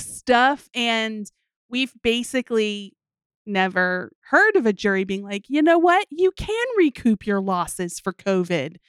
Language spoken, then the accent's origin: English; United States; we are American